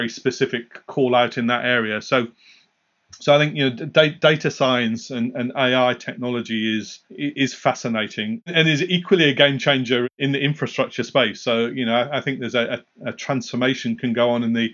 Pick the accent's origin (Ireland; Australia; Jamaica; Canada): Jamaica; Kingston; moved away; also born or lived in North East England; I was born and raised in Kingston, Jamaica